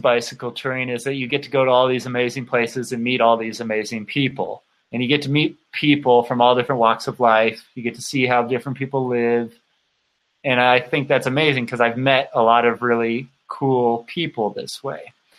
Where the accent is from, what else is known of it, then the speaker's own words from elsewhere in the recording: California, United States; moved away as an adult; now in Utah, United States; Because I'm from the United States. I grew up in Southern California. When I was 22 or something like that, I moved to Utah on my own